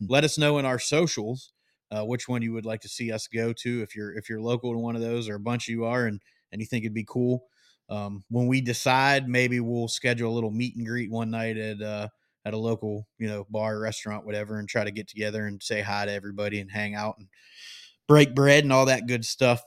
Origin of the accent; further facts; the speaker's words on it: Great Lakes, United States; moved away; I grew up not far